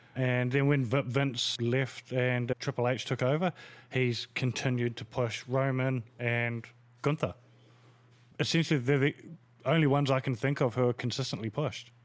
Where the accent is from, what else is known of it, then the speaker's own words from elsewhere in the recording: New Zealand; as a New Zealander